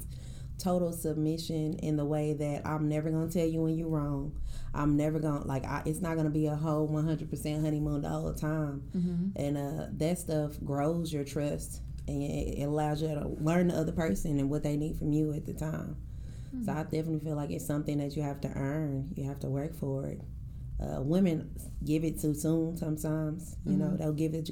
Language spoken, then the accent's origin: English; Dallas, Texas, United States; I'm from Oak Cliff.